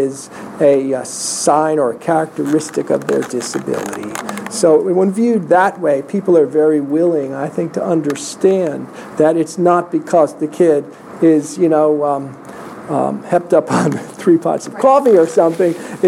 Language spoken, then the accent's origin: English; New York, United States; I'm from New York. I'm loving this.